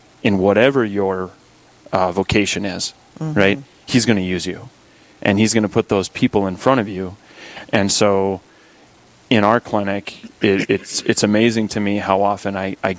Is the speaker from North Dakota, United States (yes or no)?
yes; Dickinson, North Dakota, United States; So I'm originally from the Dickinson area. I went to South Hart, which is about 10 miles west of town, and been a parishioner at St. Joseph's here growing up